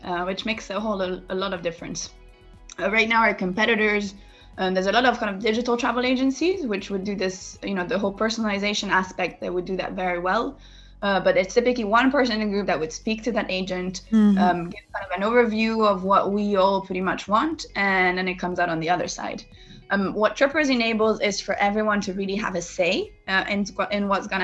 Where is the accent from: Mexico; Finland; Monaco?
Monaco; moved away as an adult; also born or lived in United States; I come from Monaco, which is a small country